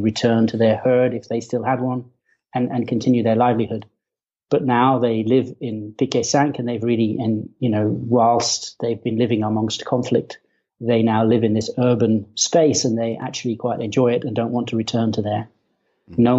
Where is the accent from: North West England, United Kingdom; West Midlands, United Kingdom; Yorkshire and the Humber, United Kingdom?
North West England, United Kingdom; Kendal; moved away; I was born in the north of England in a place called the Lake District, in a town called Kendal